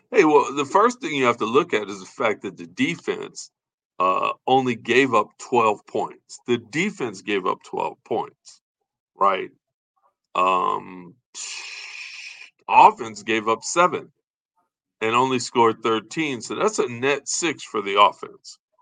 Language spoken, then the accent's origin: English; Chicago, Illinois, United States; we're from Chicago